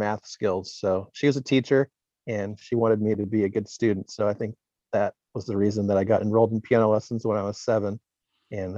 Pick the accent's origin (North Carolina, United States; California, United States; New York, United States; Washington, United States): California, United States; Glendora; now in San Diego, United States; I'm from Glendora, which is up in LA County on the east side of the county